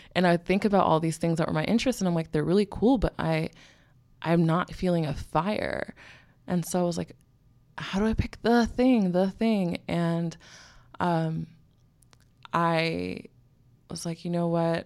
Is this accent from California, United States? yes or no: yes; Bay Area, California, United States; moved away as an adult; also born or lived in US East Coast / Philadelphia, Pennsylvania; now in New York, United States; I was born in the Bay Area, California, and then I grew up between the East and West Coast, kind of like back and forth